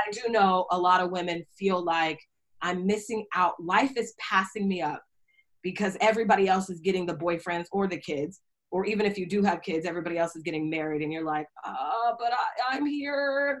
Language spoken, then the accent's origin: English; Seattle, Washington, United States; moved away as an adult; also born or lived in New York / Indianapolis; I'm from Seattle